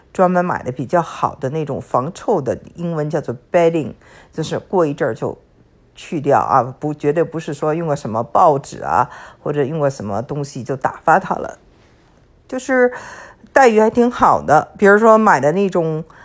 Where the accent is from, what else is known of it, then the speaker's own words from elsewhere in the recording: Beijing, China; also born or lived in California; now in Texas, United States; 我呢是在北京长大的，英文叫做 city girl， 就是成事姑娘